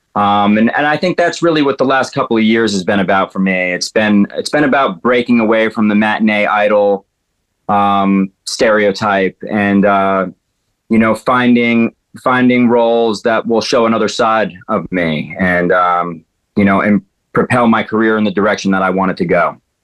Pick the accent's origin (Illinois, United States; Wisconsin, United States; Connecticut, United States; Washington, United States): Connecticut, United States; Danbury; my hometown, uh, Danbury, Connecticut